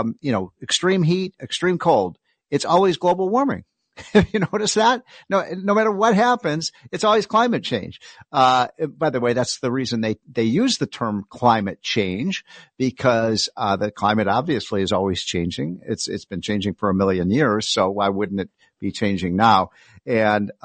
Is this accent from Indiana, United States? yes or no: no; Chicago, Illinois, United States; I grew up in the Chicago area